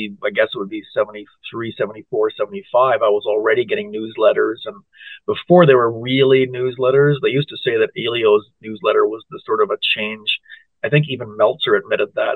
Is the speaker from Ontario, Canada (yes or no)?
yes; Toronto, Ontario, Canada; moved away as an adult; also born or lived in Barrie, Ontario; now in Elmvale, Canada; I grew up in Willowdale, Ontario at Finch and Young